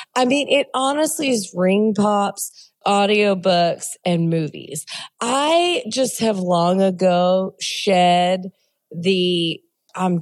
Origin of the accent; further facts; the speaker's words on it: Baton Rouge, Louisiana, United States; I'm from Baton Rouge, Louisiana